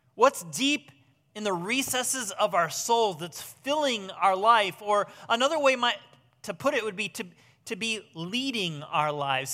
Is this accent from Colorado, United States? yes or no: no; Southwest Michigan, United States; now in Ohio, United States; I grew up in Southwest Michigan